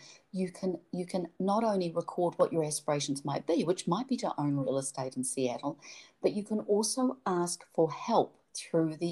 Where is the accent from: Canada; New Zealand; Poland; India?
New Zealand; moved away; I'm from New Zealand